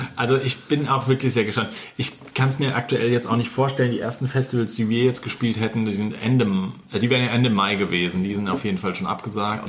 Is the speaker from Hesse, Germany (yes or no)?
yes; Hesse, Germany; bei uns in Hessen